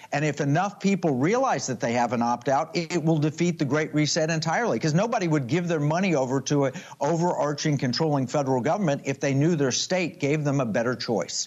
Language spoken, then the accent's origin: English; Oklahoma, United States; I grew up in Oklahoma